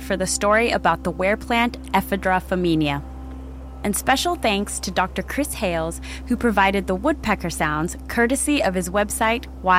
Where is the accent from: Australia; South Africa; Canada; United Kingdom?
South Africa; when I was growing up in South Africa.